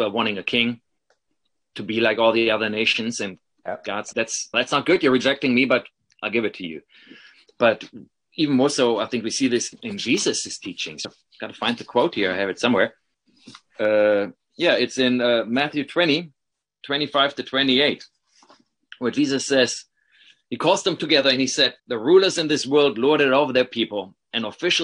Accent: Paderborn, North Rhine-Westphalia, Germany; moved away as an adult; now in Madison, United States; my hometown in Paderborn

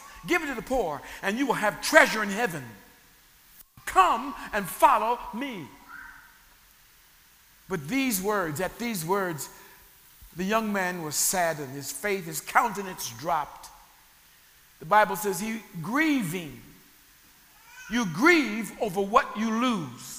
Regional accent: Sacramento, California, United States; where I grew up in Sacramento, California, there was the city zoo

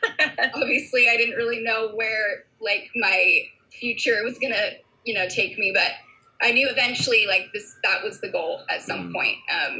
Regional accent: Santa Cruz, California, United States; moved away as an adult; also born or lived in Santa Barbara, California; now in Kona, Hawaii, United States; So I grew up in Santa Cruz, California. I lived there until I was like 20, 21.

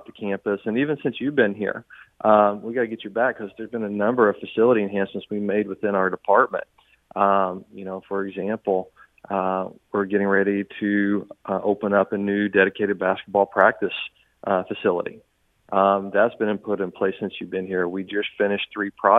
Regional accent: Southern Indiana, United States; now in St. Charles, United States; I grew up in Southern Indiana

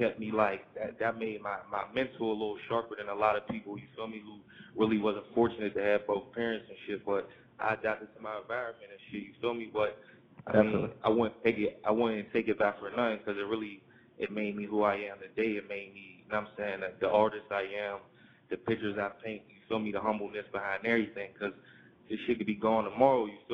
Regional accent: Pittsburgh, Pennsylvania, United States; I'm from Pittsburgh, I'm from P.A., and, like, life growing up, man, I fell victim of the streets.

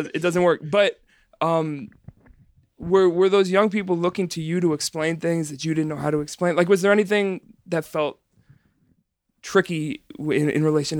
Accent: New York City, New York, United States; I'm from the Bronx

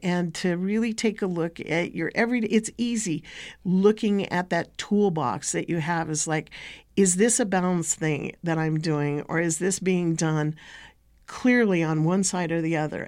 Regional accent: United States; I come from Techi'tni and Toriya'tchi'tni, Bashesh'i, the Dene Nation.

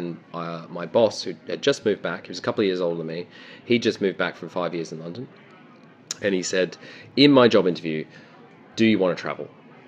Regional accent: Melbourne, Victoria, Australia; now in United Kingdom; Grew up in Melbourne. I'm Australian, although I'm deeply, deeply undercover. Please don't report this to the UK government.

